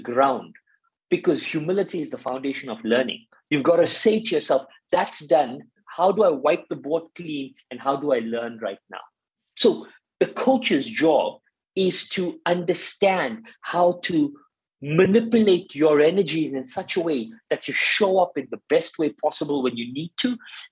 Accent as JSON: {"language": "English", "country": "South Africa", "tie": "born or raised there", "said": "I'm South African and I grew up in South Africa during the apartheid"}